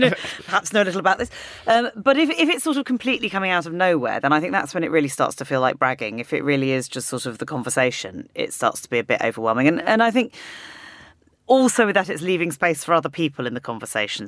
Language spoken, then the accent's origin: English; United Kingdom; as a British person